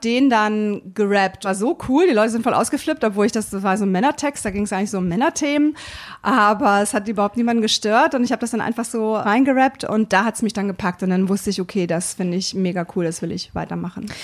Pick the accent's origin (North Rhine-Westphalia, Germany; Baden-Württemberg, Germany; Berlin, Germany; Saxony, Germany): Berlin, Germany; now in Hannover, Germany; ich komme ja aus Berlin